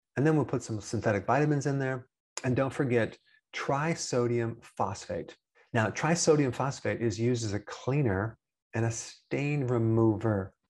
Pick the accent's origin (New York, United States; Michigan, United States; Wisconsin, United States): Wisconsin, United States; I'm from Wisconsin and I'm also an American.